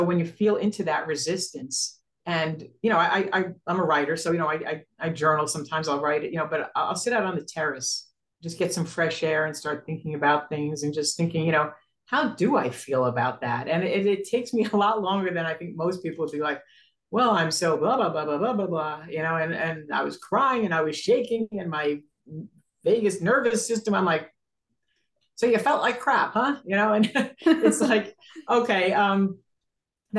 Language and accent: English; New York City, New York, United States; we're from Brooklyn